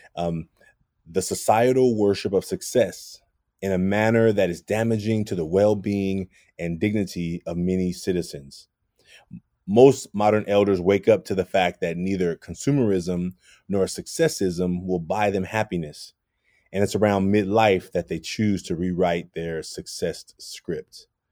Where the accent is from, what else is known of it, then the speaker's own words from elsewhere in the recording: Oakland, California, United States; I grew up in Oakland, California